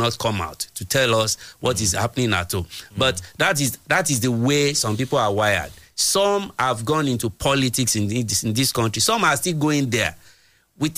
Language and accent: English; Egba, Ogun State, Nigeria; Is an Egba man because I'm from Egba